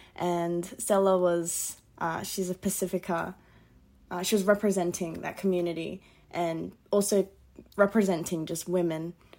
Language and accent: English; Castle Hill, New South Wales, Australia; also born or lived in Sutherland Shire; now in Schofields, Australia; So I was raised in Castle Hill, and then I went down to the Shire for about 2 years, and then experiencing all of that, coming back to Western Sydney. I'm located currently in Schofields, so out west.